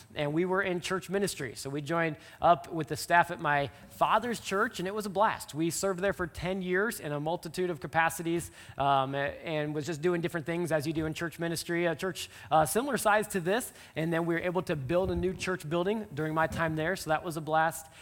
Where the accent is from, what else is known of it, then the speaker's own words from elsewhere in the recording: just south of Omaha, Nebraska, United States; moved away; I grew up there just south of Omaha